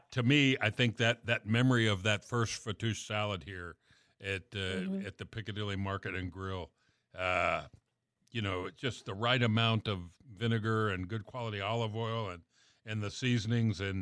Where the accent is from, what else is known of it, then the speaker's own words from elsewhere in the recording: the South, United States; I grew up in the South.